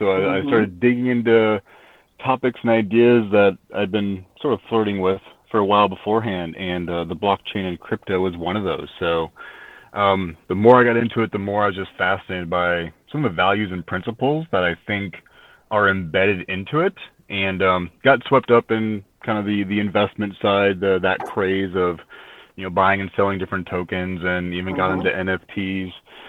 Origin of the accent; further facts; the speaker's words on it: Midwest, United States; now in Asheville, United States; Sure. Yeah. Originally from the Midwest, and I've been in Asheville now for 6 years.